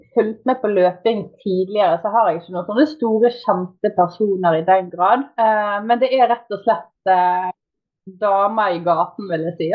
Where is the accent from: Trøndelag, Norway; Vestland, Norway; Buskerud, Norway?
Vestland, Norway; Bergen; accent: Bergen; moved away; bergenser. Født og oppvokst i Bergen, men eh, egentlig bodd litt eh, overalt.